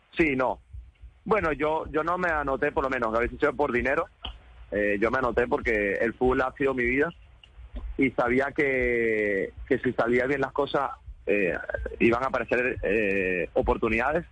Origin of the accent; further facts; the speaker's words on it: Venezuela; como venezolanos tenemos que aprender de los colombianos